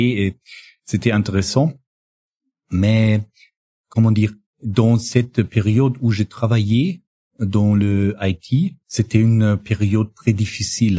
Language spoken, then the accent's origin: French; northern Bavaria, Germany; French is a second language; also born or lived in Amberg / Regensburg / Hungary; now in Munich, Germany; je suis euh, né dans le dans le nord de, de la Bavière, euh, près de la frontière euh, euh, tchèque